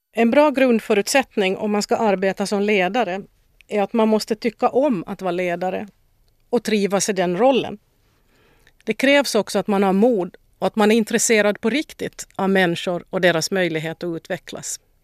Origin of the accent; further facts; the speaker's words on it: Vaasa, Ostrobothnia, Finland; moved away as an adult; also born or lived in Stockholm, Sweden; now in Sweden; Jag är född och uppvuxen i Vasa